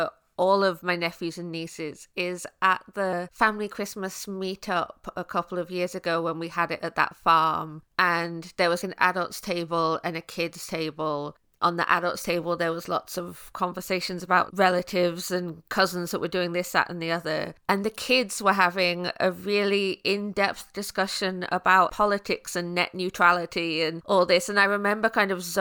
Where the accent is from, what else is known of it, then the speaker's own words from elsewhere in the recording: Midlands, United Kingdom; I grew up in the Midlands in my teenage years